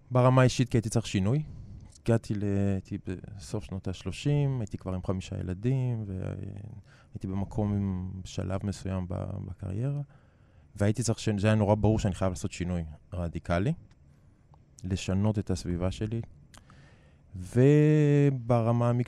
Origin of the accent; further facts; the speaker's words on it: Netanya, Central District, Israel; first language Hebrew; moved away as an adult; גדלתי בנתניה.